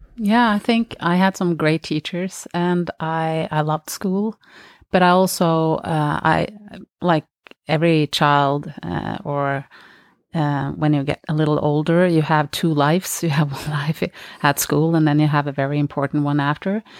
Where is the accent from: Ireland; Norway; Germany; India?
Norway; I grew up in Norway.